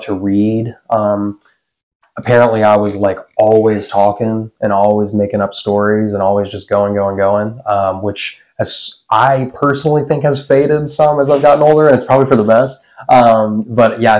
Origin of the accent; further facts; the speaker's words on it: Nashville, Tennessee, United States; I was born and raised in Nashville, Tennessee. Well, technically Hermitage, out east